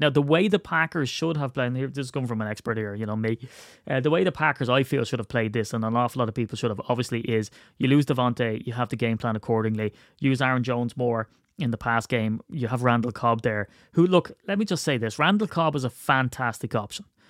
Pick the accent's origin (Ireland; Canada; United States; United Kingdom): Ireland